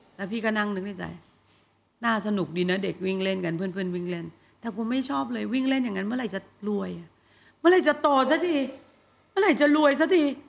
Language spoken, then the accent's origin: Thai; Bangkok, Thailand; กรุงเทพพี่เกิดที่กรุงเทพ